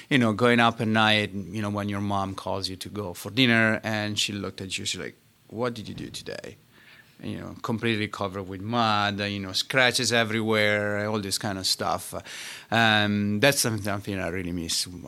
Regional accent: Vimercate, Lombardy, Italy; born or raised there; English is a second language; moved away as an adult; now in Pittsburgh, United States

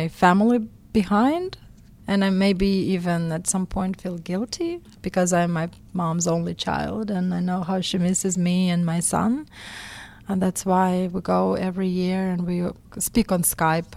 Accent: Astrakhan, Astrakhan Oblast, Russia; English is a second language; moved away as an adult; now in Pittsburgh, United States; I was born in Astrakhan in Russia, and I was 25 years old when I came to the United States. I grew up in a suburban area in Russia

